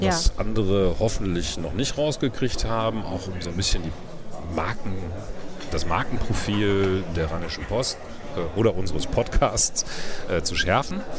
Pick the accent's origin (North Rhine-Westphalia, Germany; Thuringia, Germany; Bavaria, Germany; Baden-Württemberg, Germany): North Rhine-Westphalia, Germany; Äh, für mich als Westfale ist das das Gleiche.